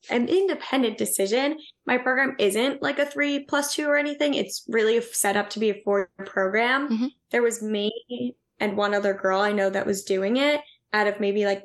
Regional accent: Long Island, New York, United States; moved away as an adult; also born or lived in Pennsylvania; I'm originally from Long Island in New York

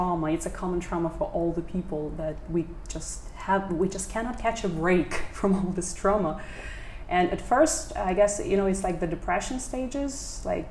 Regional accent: Western Ukraine, Ukraine; moved away as an adult; now in Vietnam; I've come from western part of Ukraine, which is very close to Poland, and it's mountainous and it's really beautiful.

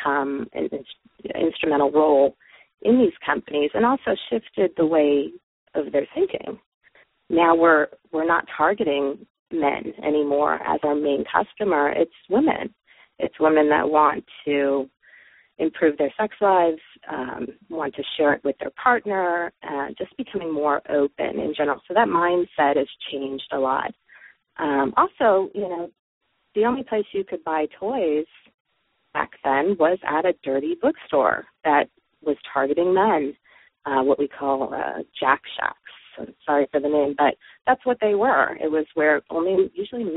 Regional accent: Los Angeles, California, United States; I'm from the San Fernando Valley, which in California, which is the heart of the sex toy industry

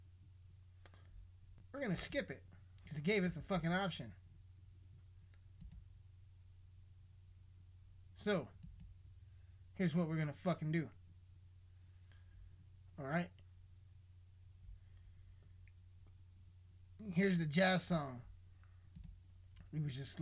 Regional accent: Colorado, United States; my hometown made national news, which is fucking hilarious because we got a population of only like maybe 17 to 20,000 fucking people

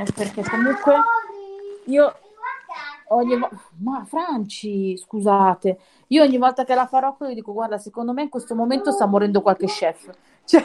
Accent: near Novara, Piedmont, Italy; also born or lived in Milan; quando sono nata io eravamo a Milano e poi ci siamo trasferiti verso Novara.

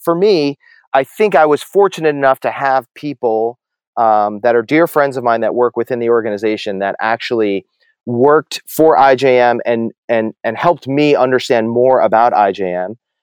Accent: New Jersey, United States; moved away as an adult; also born or lived in New York City / Dallas / Massachusetts / Atlanta; I grew up in New Jersey, you know, suburban, middle class, upper middle class New Jersey suburb, uh, all my life

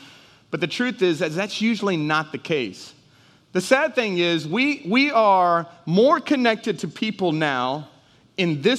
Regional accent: Houston, Texas, United States; moved away as an adult; also born or lived in Dallas, Texas; now in Jennings, United States; I'm a Houston boy. I was raised in Houston. I was raised in Dallas, so I was big city

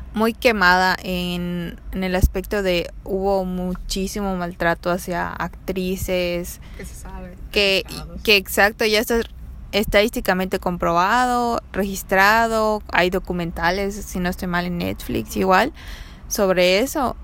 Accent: Mérida, Yucatán, Mexico; soy de Mérida

